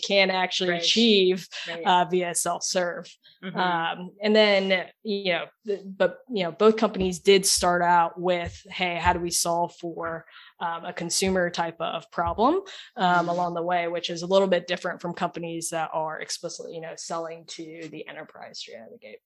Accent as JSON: {"language": "English", "region": "Oklahoma", "country": "United States", "also_born_or_lived": "Silicon Valley / Sydney", "moved": "yes", "said": "I'm from Oklahoma, not really the most, you know, tech forward state that you think of initially"}